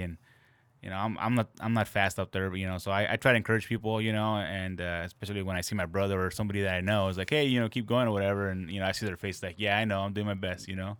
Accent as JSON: {"language": "English", "town": "Santa Ana", "region": "California", "country": "United States", "tie": "born or raised there", "said": "I grew up in Santa Ana"}